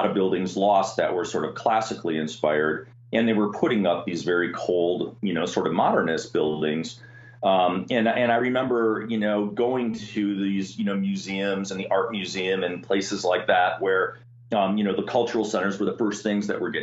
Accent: Milwaukee, Wisconsin, United States; I'm a Midwest kid, so I grew up in Wisconsin, and my hometown is Milwaukee

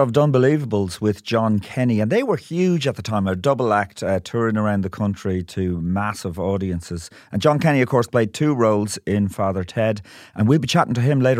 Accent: Ireland; being Irish

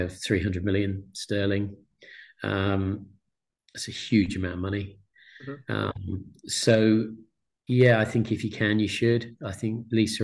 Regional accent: Exeter, South West England, United Kingdom; a town called Exeter, my hometown

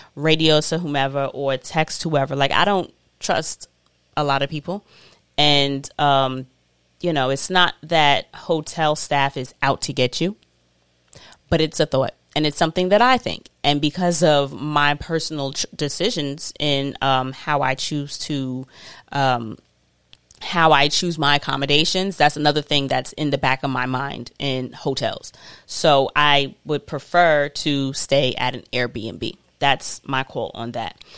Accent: New York City, New York, United States; I'm always repping Queens. I'm always a New Yorker

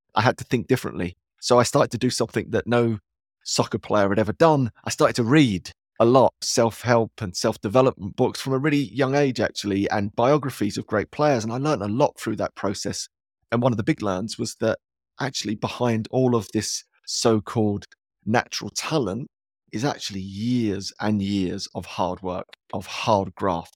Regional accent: London, United Kingdom; also born or lived in Dagenham; I grew up in East London, which was very blue

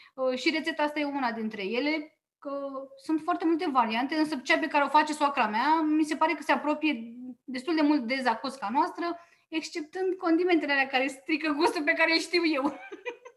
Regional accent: Oltenia, Romania; eu am crescut în Oltenia la bunica maternă

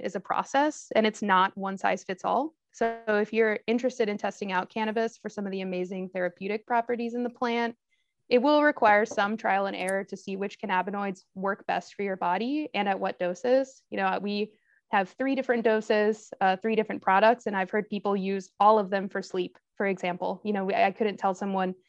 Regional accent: Texas, United States; I grew up in Texas with Nicaraguan parents

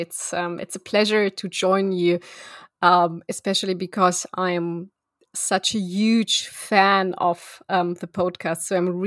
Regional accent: Moscow, Russia; moved away; so I am originally from Moscow, and what you could call a typical child of a very typical Russian academics or Soviet academics. So I was born in Moscow, and in 1991 we went to Germany for 1 year

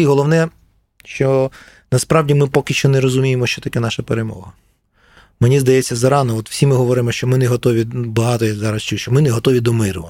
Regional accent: Kyiv, Ukraine; я через нього відчуваю як киянин

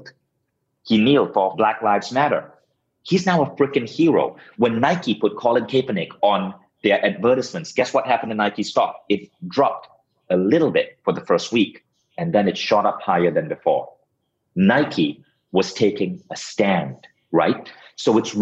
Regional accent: Malaysia; moved away as an adult; also born or lived in United States; now in Estonia; I had to move back to my home country, Malaysia, build my company, Mind Valley, in Malaysia.

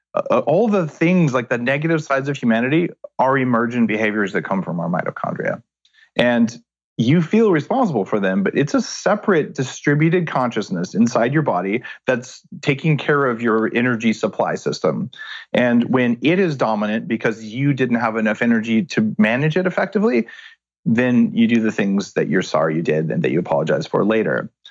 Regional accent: New Mexico, United States; I grew up in New Mexico

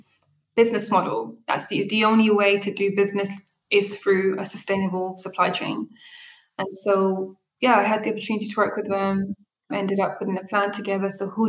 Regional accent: United Kingdom; first language Arabic; English is a second language; So my mother tongue is Arabic. I have this Ethiopian side. I have this Eritrean side. And I'm also British.

